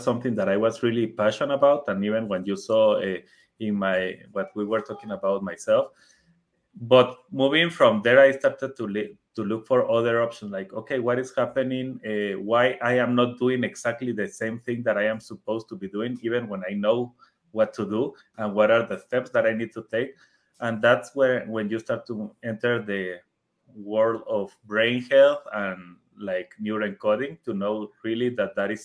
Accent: Guatemala; first language Spanish; English is a second language; I am from Guatemala

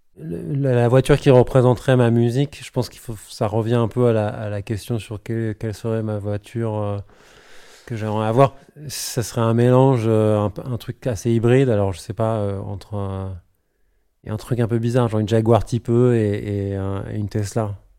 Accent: Paris, Île-de-France, France; je suis parisien

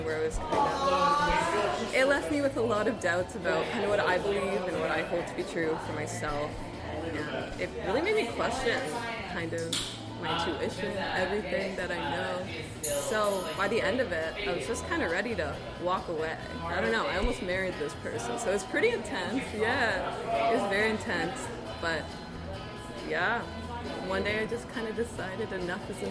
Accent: Waterloo Region, Ontario, Canada; I grew up in Waterloo region pretty much my whole life

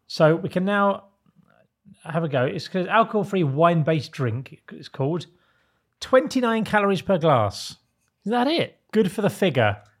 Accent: Isle of Sheppey, South East England, United Kingdom; when I was growing up on the Isle of Sheppey

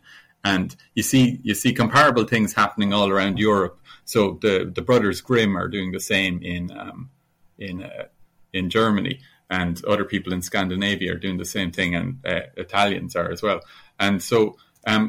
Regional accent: Ireland; also born or lived in Italy; a school kid growing up in Ireland.

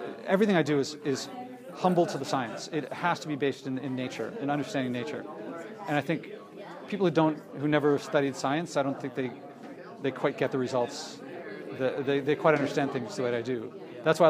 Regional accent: Philadelphia, Pennsylvania, United States; I grew up in Philadelphia too

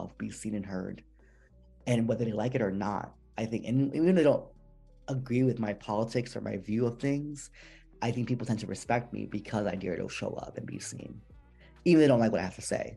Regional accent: New Jersey, United States; I'm Puerto Rican and I'm from Jersey, right? And that's how we talk

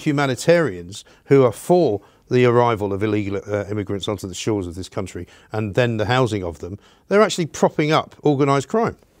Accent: United Kingdom; I'm a British person. I'm one of the British people.

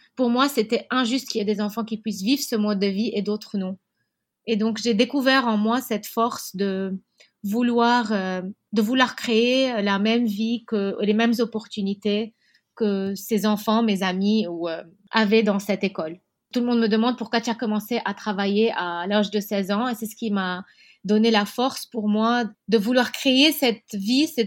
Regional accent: Beirut, Beirut Governorate, Lebanon; Je suis née à Beyrouth, en particulier à Achrafieh, c'est un quartier très beau de Beyrouth.

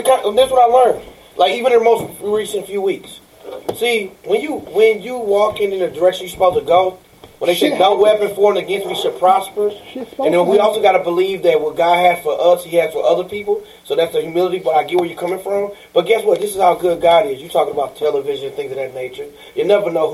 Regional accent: St. Louis, Missouri, United States; also born or lived in Kansas City, Missouri; growing up in St. Louis, I went to 13 different schools and I grew up in social services

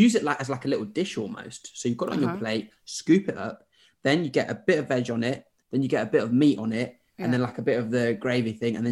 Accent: Zimbabwe; moved away; also born or lived in Derby / Sheffield / Birmingham / Norwich; I grew up in Zimbabwe. So I was in Derby until I was four.

